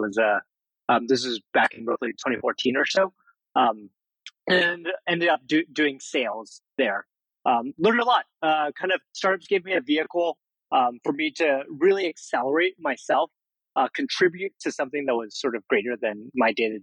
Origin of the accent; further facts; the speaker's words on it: San Jose, California, United States; Only child, grew up in San Jose, suburban living